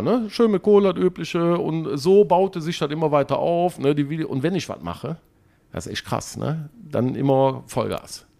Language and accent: German; Erkelenz, North Rhine-Westphalia, Germany; ich komme aus Erkelenz, also um euch mal irgendwie zu sagen, wo es so ungefähr liegt, zwischen Düsseldorf, Aachen und Köln